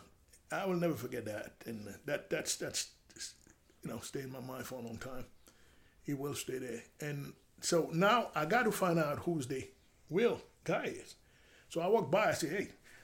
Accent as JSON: {"language": "English", "region": "New York", "country": "United States", "tie": "born or raised there", "second_language": "English", "said": "this basic Spanish, which I learned in the street growing up in Washington Heights."}